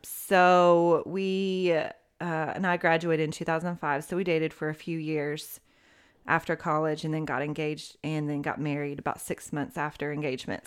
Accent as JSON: {"language": "English", "town": "Knoxville", "region": "Tennessee", "country": "United States", "tie": "born or raised there", "moved": "as an adult", "lives_now": "Smyrna, United States", "said": "born and raised in Knoxville, Tennessee"}